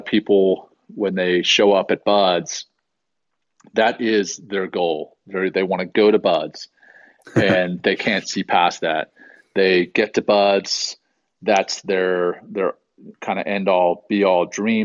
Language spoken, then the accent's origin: English; Louisiana, United States; also born or lived in South Africa; growing up in Louisiana, my parents used to take us down to the Gulf Coast every summer